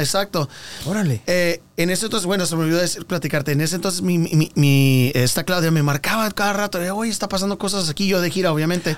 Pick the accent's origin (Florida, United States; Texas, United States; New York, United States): Texas, United States; also born or lived in California; nací en California, me, voy a Texas y, y cuando nos vamos a Texas yo tenía nueve años.